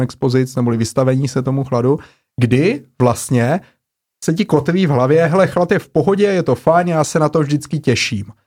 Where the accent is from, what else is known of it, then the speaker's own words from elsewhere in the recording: Brno, South Moravian Region, Czechia; otevřeli nový obor na Masarykové univerzitě v Brně, odkud pocházím, kde jsem studoval.